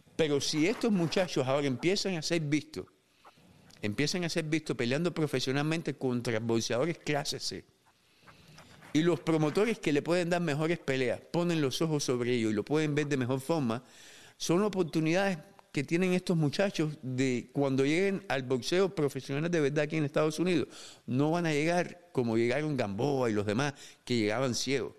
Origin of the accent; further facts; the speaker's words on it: Cuba; now in United States; Yo me fui de Cuba cuando era un muchacho